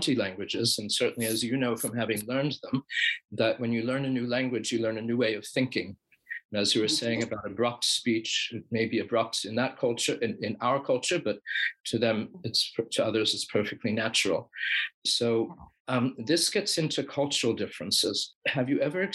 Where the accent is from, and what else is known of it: United States